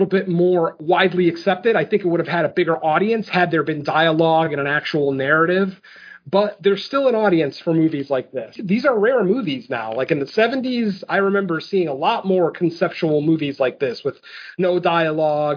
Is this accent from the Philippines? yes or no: no; Canada; I'm Canadian